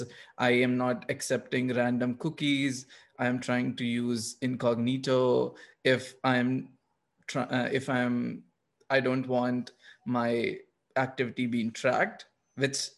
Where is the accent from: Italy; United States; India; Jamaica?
India; moved away; I'm coming from India where data privacy is not so important.